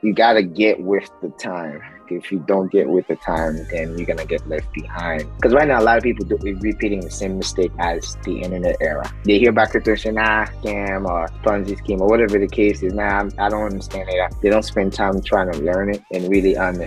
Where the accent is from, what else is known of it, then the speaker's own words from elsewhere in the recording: Haiti; I'm from Haiti